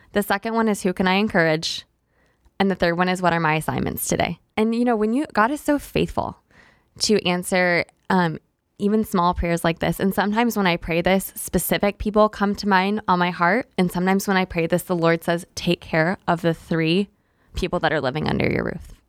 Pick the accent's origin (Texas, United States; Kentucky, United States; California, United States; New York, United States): Texas, United States; Tyler; moved away; also born or lived in Oklahoma; I'm originally from East Texas, from Tyler.